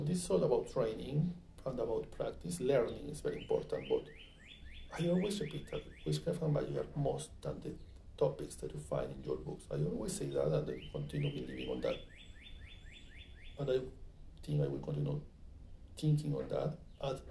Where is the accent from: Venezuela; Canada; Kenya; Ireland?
Venezuela; moved away as an adult; now in United States; when I come from Venezuela